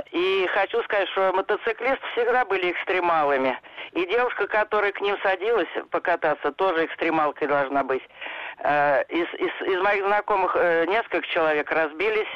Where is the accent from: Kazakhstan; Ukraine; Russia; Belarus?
Russia; Podolsk, Moscow Oblast; я из Подольска